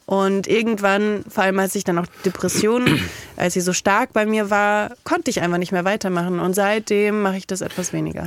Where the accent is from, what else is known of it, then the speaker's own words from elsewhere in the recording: Kaiserslautern, Rhineland-Palatinate, Germany; ich komme aus Kaiserslautern